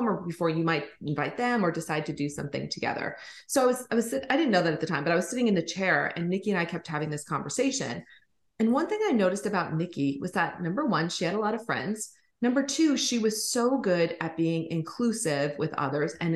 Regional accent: Minnesota, United States; moved away as an adult; also born or lived in Colorado / California; I grew up in Minnesota.

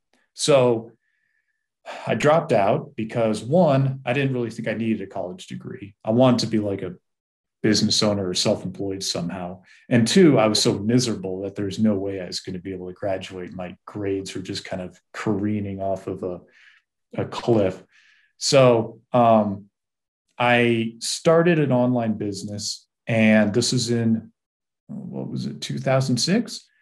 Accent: East Coast, United States; And I grew up on the East Coast, grew up in a family that was pretty devoid of love and really with parents that were not equipped to raise a child.

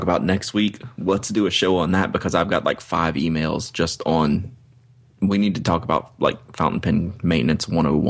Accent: Baton Rouge, Louisiana, United States; I have a background in French growing up in Baton Rouge, Louisiana.

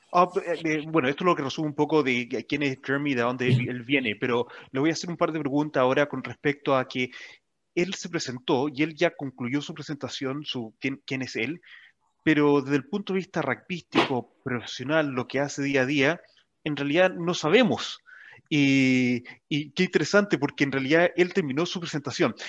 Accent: Santiago, Santiago Metropolitan Region, Chile; moved away as an adult; now in New Zealand; San Cristóbal porque esa es la montaña o el cerro más cercano donde yo me crié o donde yo nací

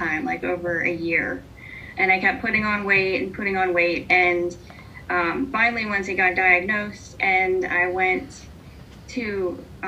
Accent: Hubbard, Ohio, United States; I am from Hubbard

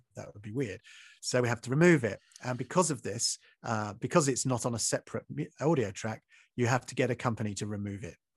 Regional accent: Maidstone, South East England, United Kingdom; in Maidstone, which is where I grew up in Kent

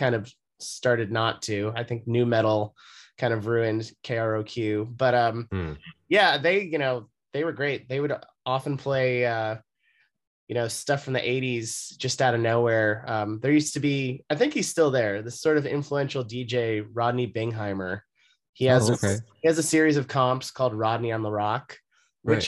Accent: Los Angeles, California, United States; moved away as an adult; also born or lived in San Francisco; now in New York, United States; I am from Los Angeles. I grew up there and I lived there until I was 18.

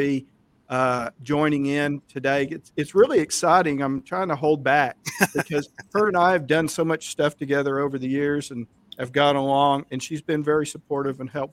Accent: Fort Worth, Texas, United States; also born or lived in Richland Hills, Texas / Denton, Texas; I grew up in Fort Worth also

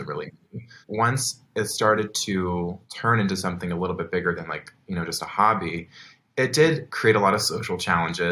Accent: Lancaster, Pennsylvania, United States; I grew up where I'm still currently living, which is Lancaster, Pennsylvania

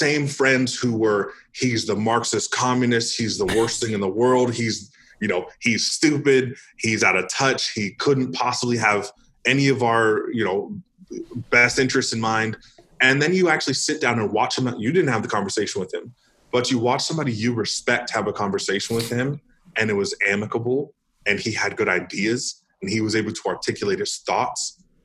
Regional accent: Northern California, United States; moved away as an adult; also born or lived in Idaho; now in Arizona, United States; I grew up in California. I lived in California for 22 out of 26 years of my life

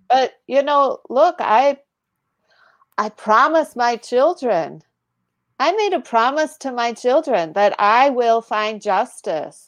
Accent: United States; as an American

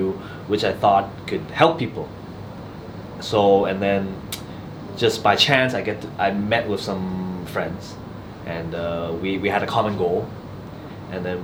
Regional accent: Canada; moved away; also born or lived in Australia; I grew up in Canada

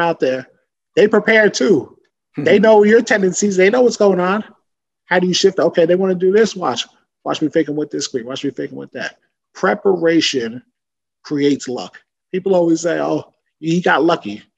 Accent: Woodbridge, New Jersey, United States; my hometown of Woodbridge, New Jersey

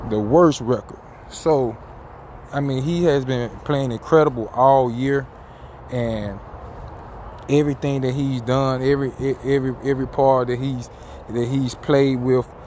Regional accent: Memphis, Tennessee, United States; I'm from Memphis.

